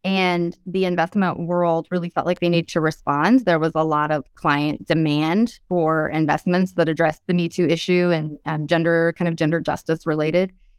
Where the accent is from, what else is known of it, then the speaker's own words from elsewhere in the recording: Oroville, California, United States; grew up in Oroville, which, if you've heard about Oroville at all, it's a small rural town